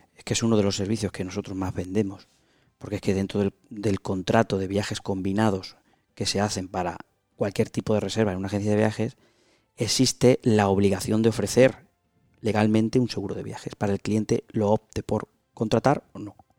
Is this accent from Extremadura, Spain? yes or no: yes; Extremadura, Spain; empresario extremeño